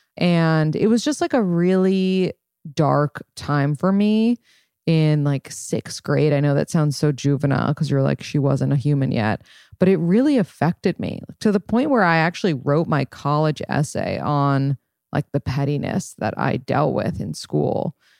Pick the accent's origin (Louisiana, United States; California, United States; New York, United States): New York, United States; New York City; I'm from New York City and I moved back to New York City.